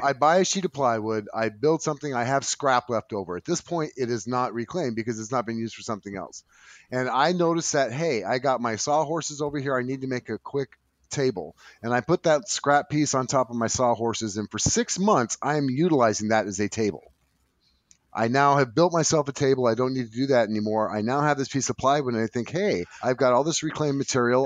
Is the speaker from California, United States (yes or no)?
yes; California, United States; I'm from California